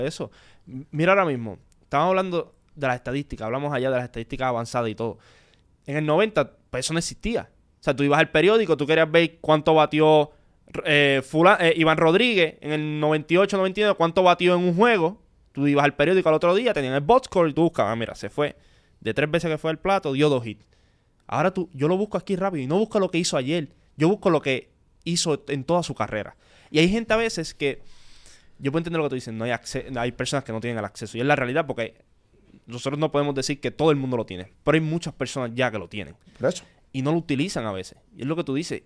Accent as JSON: {"language": "Spanish", "town": "Corozal", "country": "Puerto Rico", "tie": "born or raised there", "said": "Yo soy de Corozal"}